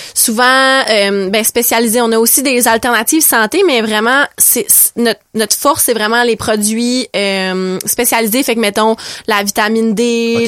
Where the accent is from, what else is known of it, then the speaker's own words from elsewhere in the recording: Saguenay, Quebec, Canada; moved away as an adult; now in Restigouche, Canada; Non, je viens du Saguenay, je suis originaire du Saguenay